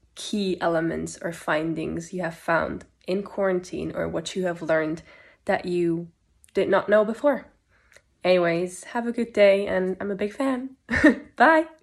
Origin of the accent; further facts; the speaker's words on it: Switzerland; I'm from Switzerland